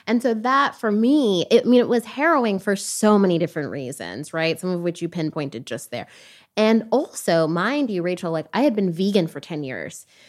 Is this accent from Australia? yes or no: no; Toronto, Ontario, Canada; also born or lived in Jamaica; now in United States; I was born in Canada and raised between Canada and Jamaica